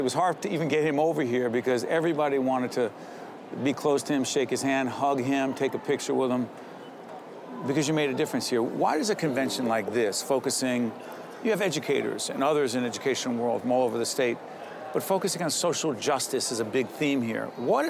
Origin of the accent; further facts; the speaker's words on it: Newark, New Jersey, United States; Because that's Newark.